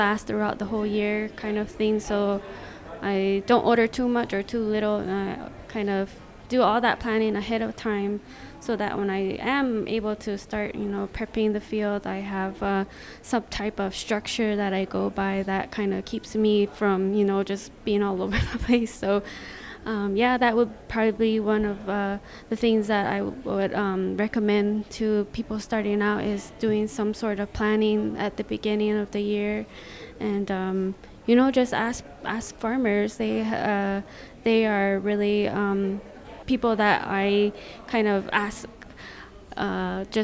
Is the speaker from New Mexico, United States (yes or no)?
yes; Zuni, New Mexico, United States; I'm from the Pueblo of Zuni